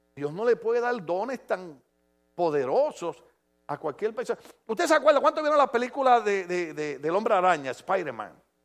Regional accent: Puerto Rico; moved away; en mi país, en mi país

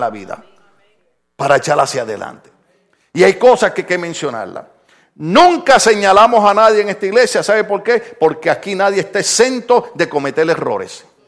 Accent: Puerto Rico; moved away; Mire, mire, en mi país, en mi país, esto, esto es bien problemático

